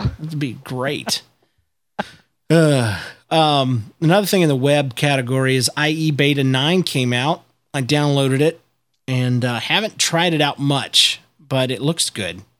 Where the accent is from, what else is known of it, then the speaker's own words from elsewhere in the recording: United States; I'm American